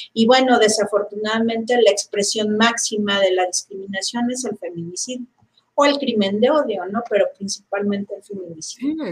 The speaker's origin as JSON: {"language": "Spanish", "country": "Mexico", "said": "los mexicanos en general no sabemos escuchar y no leemos"}